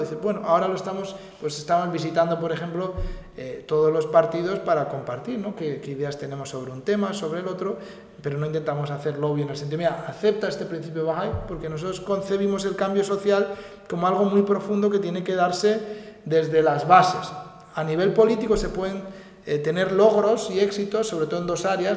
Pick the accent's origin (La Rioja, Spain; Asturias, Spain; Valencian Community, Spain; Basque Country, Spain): Basque Country, Spain; San Sebastián; now in Madrid, Spain; yo, yo soy de San Sebastián, he vivido, pero he vivido en Madrid en los últimos años